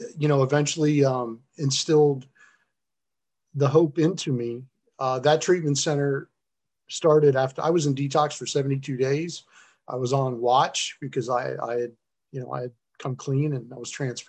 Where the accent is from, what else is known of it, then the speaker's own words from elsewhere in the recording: South Florida, United States; moved away; also born or lived in upstate New York / Detroit; I'm from South Florida originally